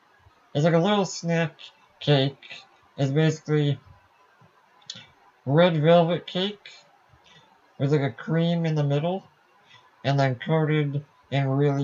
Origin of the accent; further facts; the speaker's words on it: Welland, Ontario, Canada; now in Vancouver Island, Canada; I was about in a town called, I guess I can say I don't live there now, Welland.